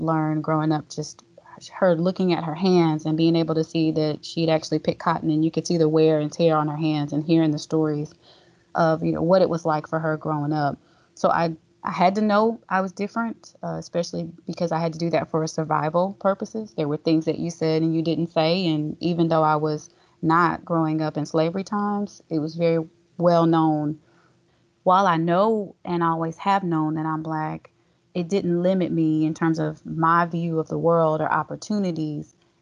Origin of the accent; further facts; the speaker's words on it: Texas, United States; born and raised in Texas and being heavily raised by my grandmother